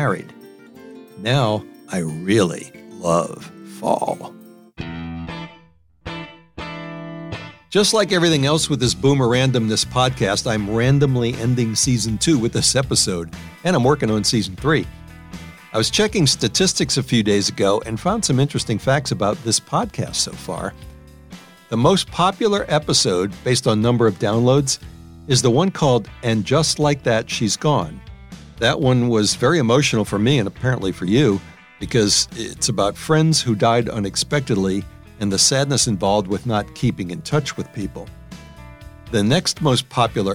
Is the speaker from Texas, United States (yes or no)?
no; New Orleans, Louisiana, United States; moved away as an adult; also born or lived in Wisconsin / Illinois / Maryland; My hometown, New Orleans